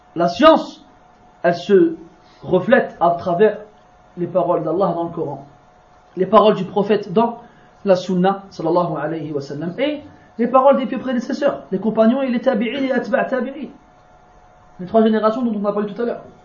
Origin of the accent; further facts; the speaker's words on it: France; je suis né en France, qui est grandi en France, qui parle le français tous les jours.